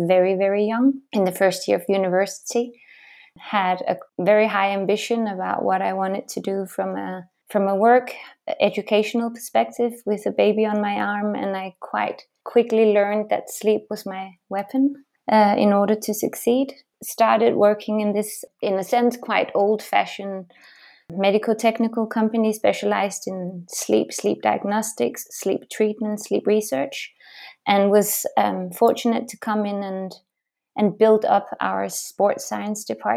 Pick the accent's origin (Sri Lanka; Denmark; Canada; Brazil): Denmark; moved away as an adult; now in Switzerland; originally I'm actually Danish